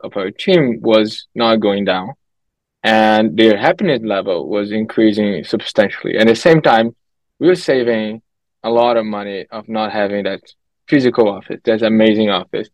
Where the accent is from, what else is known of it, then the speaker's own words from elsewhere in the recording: Brazil; moved away as an adult; also born or lived in Canada; I'm from Brazil. So I grew up there, lived there for the first good 20 years of my life